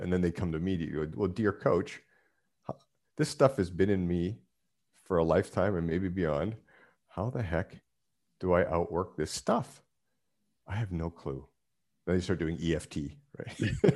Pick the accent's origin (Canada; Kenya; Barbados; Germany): Canada; moved away; being Canadian, that's, that was the Canadian life